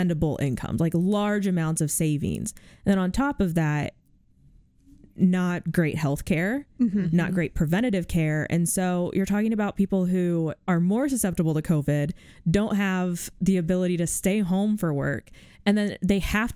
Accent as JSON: {"language": "English", "town": "Marshalltown", "region": "Iowa", "country": "United States", "tie": "born or raised there", "said": "I grew up in Marshalltown, which has JBS Swift"}